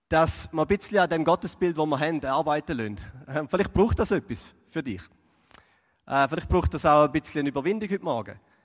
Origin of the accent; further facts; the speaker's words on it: Switzerland; als Schweizer